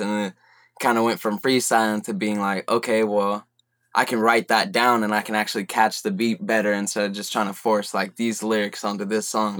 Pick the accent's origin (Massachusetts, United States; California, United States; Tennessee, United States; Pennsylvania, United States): California, United States; Merced; I'm from Merced, California, small town